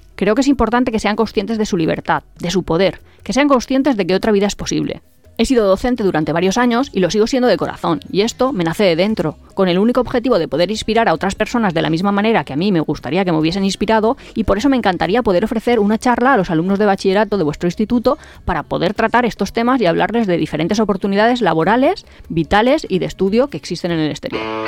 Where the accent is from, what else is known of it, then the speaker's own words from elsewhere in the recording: Spain; nosotros como español